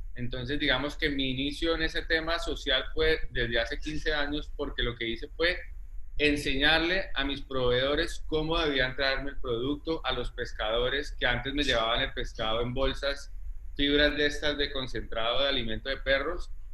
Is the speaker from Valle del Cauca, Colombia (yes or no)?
no; Ibagué, Tolima, Colombia; moved away as an adult; also born or lived in Spain; now in Cartagena, Colombia; yo nací en Ibagué, eh, luego me fui, viví toda mi infancia, digamos, en Ibagué